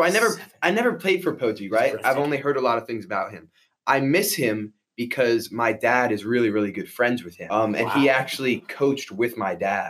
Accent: Baltimore, Maryland, United States; growing up in Baltimore

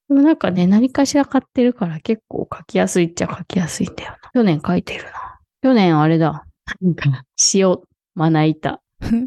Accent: Shizuoka, Japan; born or raised there; moved away

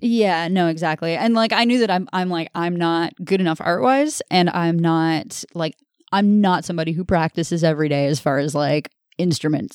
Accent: Orillia, Ontario, Canada; I'm from Aurelio

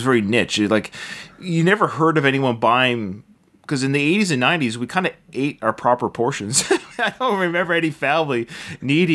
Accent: Canada; growing up in Canada

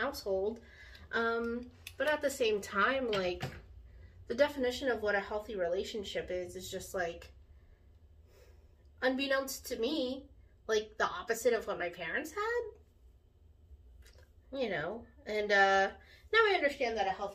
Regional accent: United States; I'm a Filipino American, but of course I very much identify with Filipino culture and Filipino people.

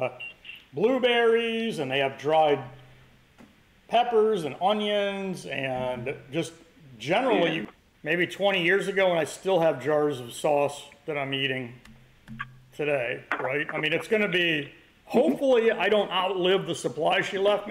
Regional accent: New Jersey, United States; I'm from New Jersey

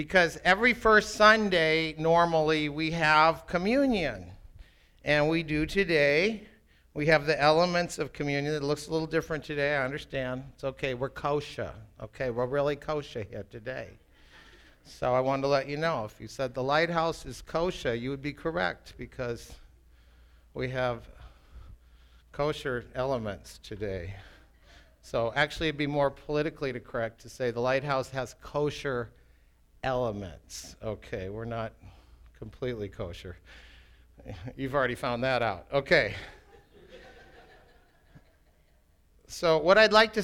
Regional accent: Minneapolis, Minnesota, United States; also born or lived in England; I grew up in Minneapolis

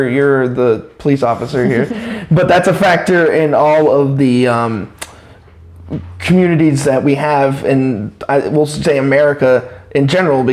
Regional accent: Claremont, New Hampshire, United States; I was born and raised in Claremont

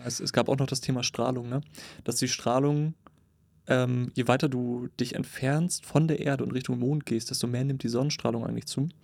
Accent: Cuxhaven, Lower Saxony, Germany; meine Heimatstadt, Cuxhaven

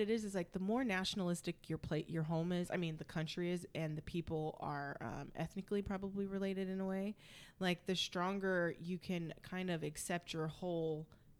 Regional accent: United States; growing up in America

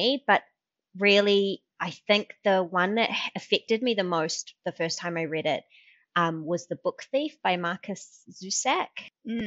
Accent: New Zealand; moved away; I am a Kiwi

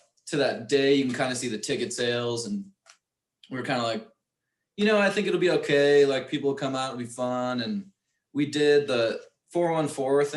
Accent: New Berlin, Wisconsin, United States; I grew up in New Berlin.

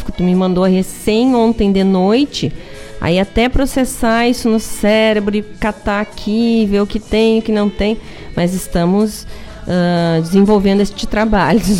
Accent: Rio Grande do Sul, Brazil; accent: gaúcho; ficou fã para ficar ouvindo aquele nosso sotaque gaúcho. Eu não sei, eu vou para São Paulo, eu fico achando que eu não tenho sotaque.

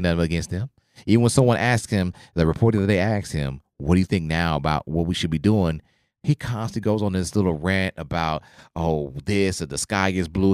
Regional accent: Oklahoma, United States; I grew up in Oklahoma

